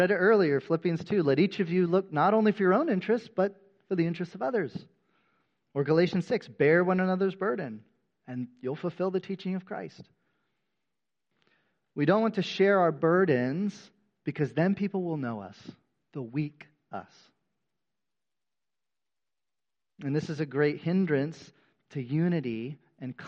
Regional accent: United States; The majority of us who have been born and raised in America

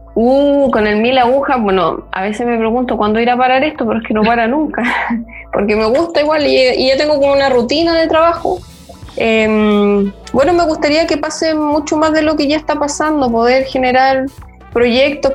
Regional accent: Valparaíso, Chile; moved away as an adult; now in Barcelona, Spain; yo soy porteña, pero vivo en Barcelona hace

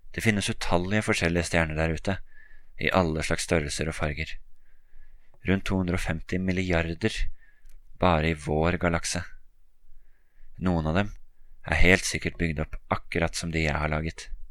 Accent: Oslo, Norway; Oslo, hjembyen min

